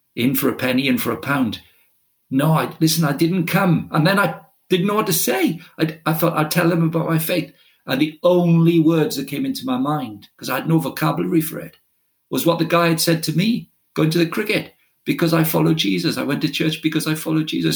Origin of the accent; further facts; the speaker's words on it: Wales, United Kingdom; first language Welsh; English is a second language; I, I, grew up in Wales uh, as right through my childhood